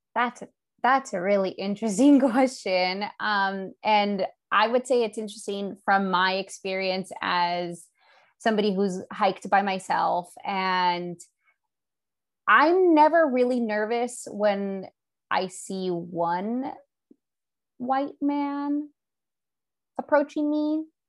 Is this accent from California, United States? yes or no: yes; Southern California, United States; now in Monterey, United States; I'm in California and I grew up in Southern California